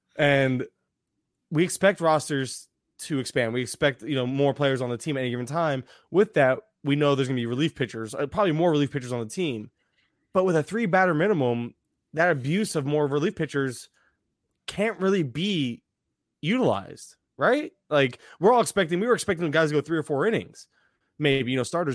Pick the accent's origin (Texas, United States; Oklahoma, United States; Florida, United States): Florida, United States; I'm from Florida.